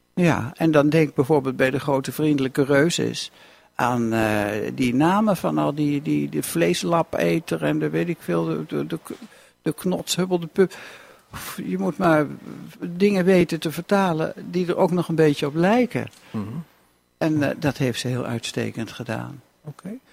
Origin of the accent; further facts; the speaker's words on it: Lochem, Gelderland, Netherlands; moved away as an adult; also born or lived in Enschede; ik kom uit Lochem. En de grap is dat ik nu weer in Lochem woon